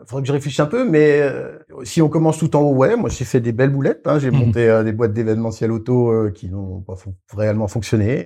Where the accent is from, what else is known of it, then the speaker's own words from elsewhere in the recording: Alsace, Grand Est, France; je suis alsacien